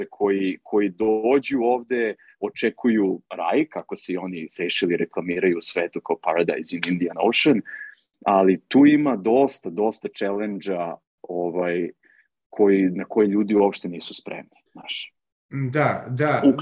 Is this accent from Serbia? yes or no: yes; Serbia; moved away as an adult; now in Seychelles; Ja sam, ja sam otišao iz Srbije avanture radi.